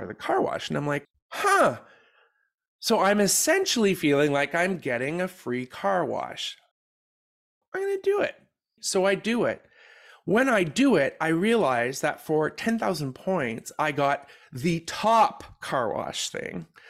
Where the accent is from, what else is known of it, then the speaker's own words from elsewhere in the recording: Canada; we're from Canada